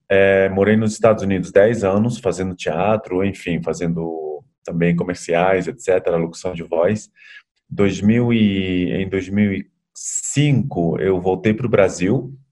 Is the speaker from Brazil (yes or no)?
no; Bolivia; Portuguese is a second language; É, sou boliviano, metade boliviano, metade. Bom, boliviano brasileiro, mas nascido na Bolívia.